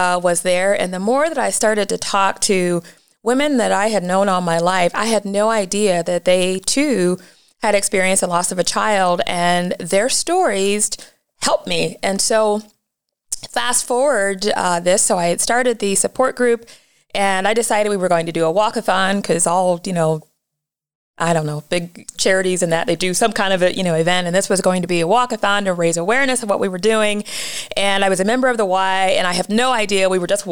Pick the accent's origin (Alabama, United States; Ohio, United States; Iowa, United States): Ohio, United States; Massillon; I was born and raised in Massillon, Ohio.